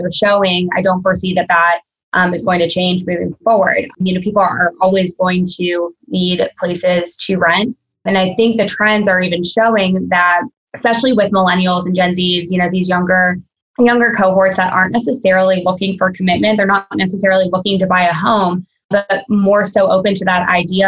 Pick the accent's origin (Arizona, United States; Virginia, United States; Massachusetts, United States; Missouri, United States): Virginia, United States; now in Florida, United States; I'm from Virginia originally, I'm in Florida now